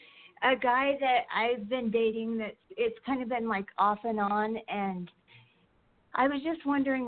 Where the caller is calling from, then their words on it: Wyoming, United States; I'm calling from Wyoming.